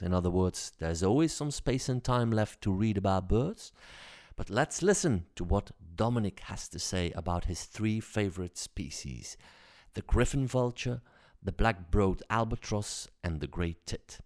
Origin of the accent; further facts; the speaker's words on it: Belgium; I'm a Belgian comedian